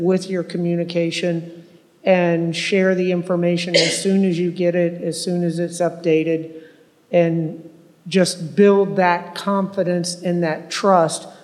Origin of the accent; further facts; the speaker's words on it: Tampa, Florida, United States; I was born and raised here in Tampa